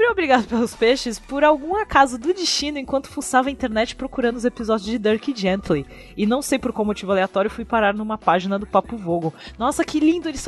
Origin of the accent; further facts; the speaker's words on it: Rio de Janeiro, Brazil; Ah, e eu sou do Rio de Janeiro, tudo bem com vocês?